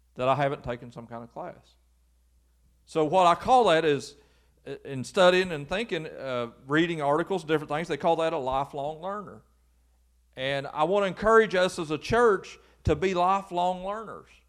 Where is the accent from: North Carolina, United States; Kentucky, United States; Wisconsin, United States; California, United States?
Kentucky, United States; Lewis County; I'm just from Lewis County, and Lewis County's never had anything.